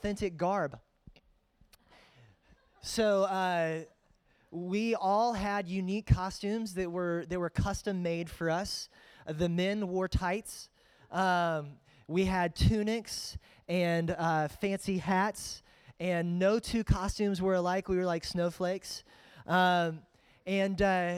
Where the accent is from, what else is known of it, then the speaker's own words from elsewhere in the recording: Greensboro, North Carolina, United States; also born or lived in Fredericksburg, Virginia; I grew up in Greensboro